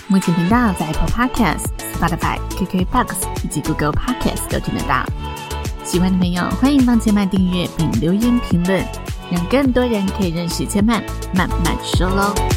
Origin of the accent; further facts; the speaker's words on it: Taiwan; 我们在台湾长大